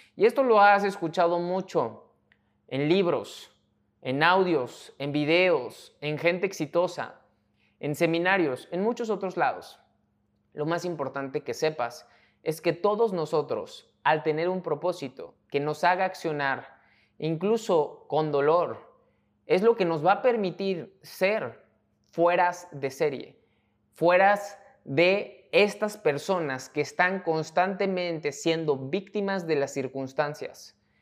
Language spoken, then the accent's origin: Spanish; Mexico; mexicano, emprendedor y empresario